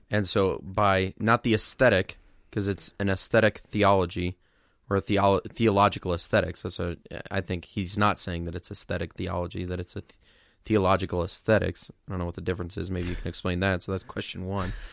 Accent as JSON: {"language": "English", "town": "Mount Zion", "region": "Illinois", "country": "United States", "tie": "born or raised there", "said": "my hometown, Mount Zion, Illinois"}